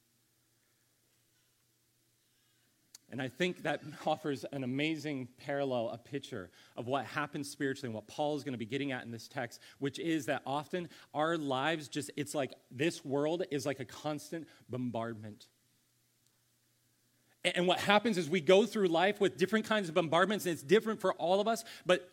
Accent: Ohio, United States; also born or lived in California; now in Columbia, United States; I grew up in Ohio

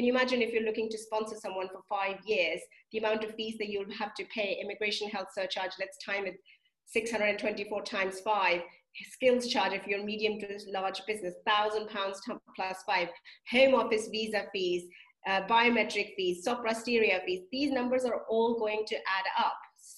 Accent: India; moved away as an adult; now in United Kingdom; And me, for example, I came from India to the UK as an international student to study, to, you know, to make something of myself.

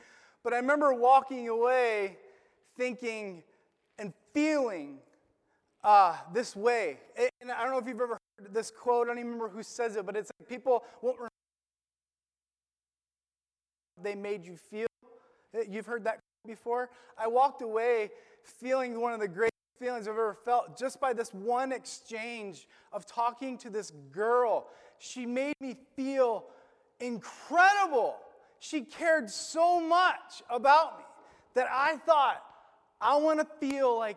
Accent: Illinois, United States; moved away; also born or lived in Florida; I grew up in my hometown in Illinois

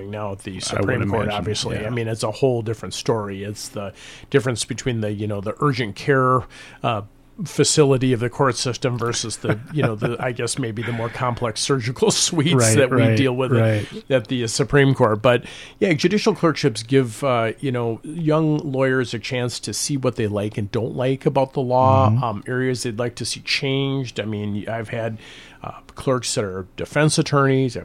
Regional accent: Rochester, Minnesota, United States; I grew up in Rochester

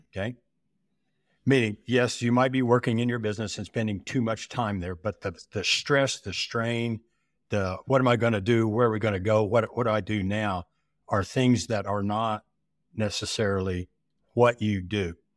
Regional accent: Oklahoma, United States; also born or lived in Nebraska; I'm from Oklahoma with school in Nebraska

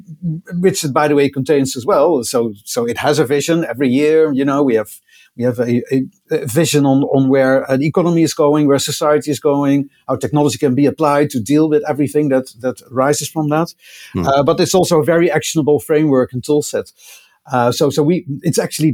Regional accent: Netherlands; accent: Dutch; I'm doing this broadcast from the Netherlands, as you can probably tell by my accent, which I wouldn't be able to hide.

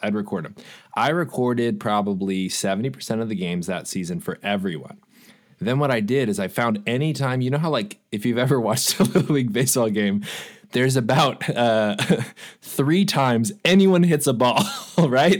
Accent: Los Angeles, California, United States; I grew up for, I did thirty years in Los Angeles

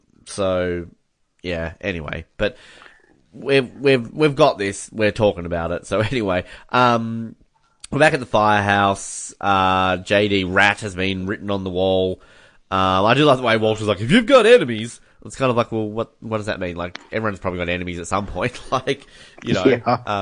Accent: Australia; I'm Australian

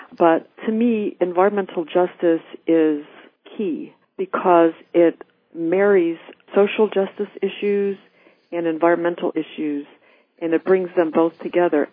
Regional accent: Orlando, Florida, United States; I grew up in Orlando, which is about 30 minutes or about 25 miles from Lake Apopka itself

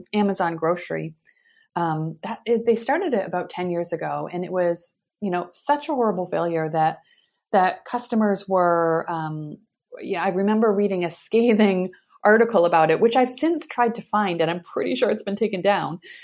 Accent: United States; moved away as an adult; also born or lived in Europe / Asia; now in Palo Alto, United States; as an American, you know, living overseas

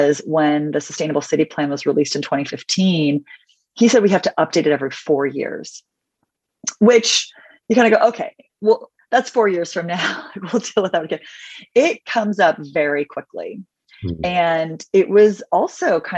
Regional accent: Los Angeles, California, United States; moved away as an adult; also born or lived in Washington, D.C. / San Francisco; growing up in Los Angeles

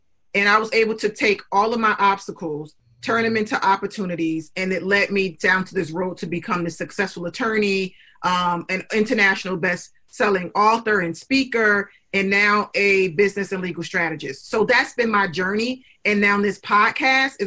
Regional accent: Newark, New Jersey, United States; I came from Newark, New Jersey, and there weren't a lot of mentors in my community

